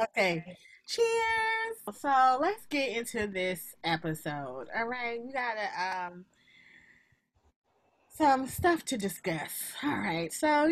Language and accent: English; United States; I was born in America. This is my country.